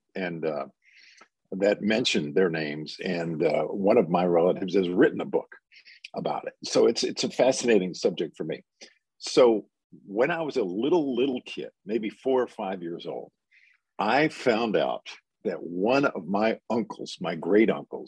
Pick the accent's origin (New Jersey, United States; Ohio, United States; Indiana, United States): New Jersey, United States; Teaneck; moved away as an adult; also born or lived in Englewood, New Jersey; now in Memphis, United States; the next town is Teaneck, and I grew up in Teaneck.